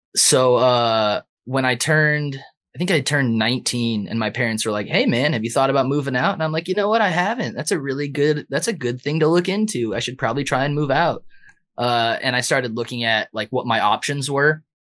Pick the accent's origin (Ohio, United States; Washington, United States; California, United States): California, United States; San Diego; now in Minneapolis, United States; I'm from San Diego.